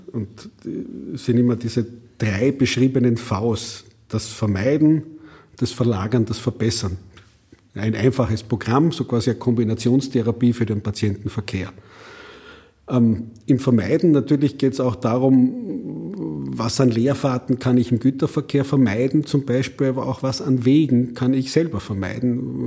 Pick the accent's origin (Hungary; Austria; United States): Austria; bei uns in Österreich